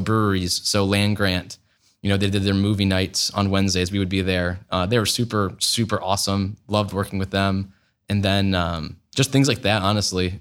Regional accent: Traverse City, Michigan, United States; moved away as an adult; now in Columbus, United States; I'm actually from Northern Michigan, so Traverse City, Michigan

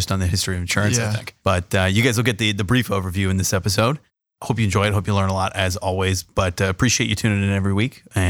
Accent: San Diego, California, United States; now in Columbus, United States; I'm from San Diego

